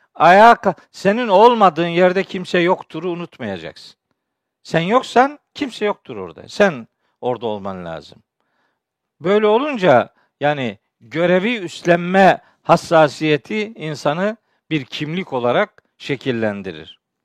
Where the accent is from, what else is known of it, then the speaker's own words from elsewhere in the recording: Çaykara, Trabzon, Turkey; Ben biliyorsunuz Trabzonluyum, Çaykaralıyım